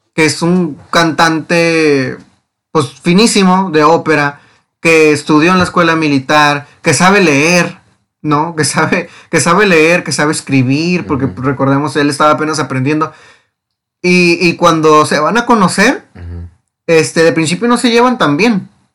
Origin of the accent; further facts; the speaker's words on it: Mexico; lo que somos como mexicanos